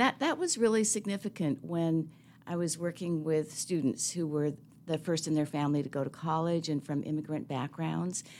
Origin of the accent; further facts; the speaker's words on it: Seattle, Washington, United States; I'm a city kid, so I grew up in Seattle between Saint James Cathedral and Harborview Medical Center.